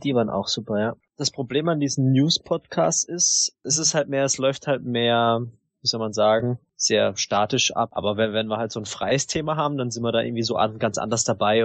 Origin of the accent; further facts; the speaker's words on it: Southern Germany, Germany; ich bin halt aus dem Süden